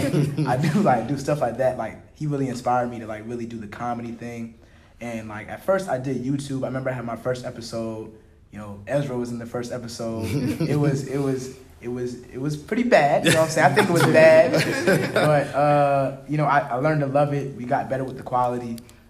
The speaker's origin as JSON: {"language": "English", "town": "Virginia Beach", "region": "Virginia", "country": "United States", "tie": "born or raised there", "said": "For me, I'm from the 7-5. I'm from Virginia Beach."}